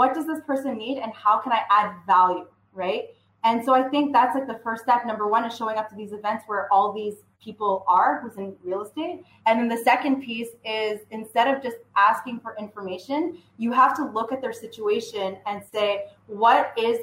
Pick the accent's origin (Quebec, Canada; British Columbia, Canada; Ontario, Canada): Quebec, Canada; Vaudreuil; I'm from Montreal, well, west of Montreal, so Vaudreuil.